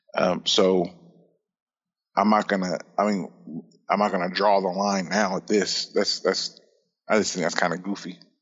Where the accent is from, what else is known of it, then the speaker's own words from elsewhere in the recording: Indiana, United States; growing up in Indiana